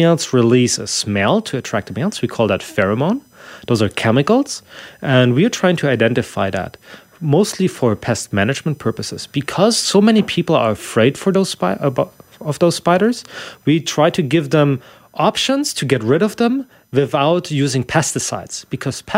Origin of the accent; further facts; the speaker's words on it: Germany; moved away; I'm from Germany originally